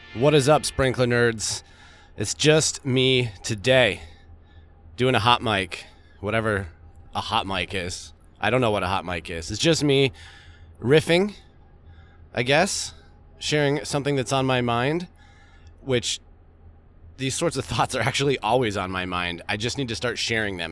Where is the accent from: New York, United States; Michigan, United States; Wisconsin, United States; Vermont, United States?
Vermont, United States; I grew up in Vermont.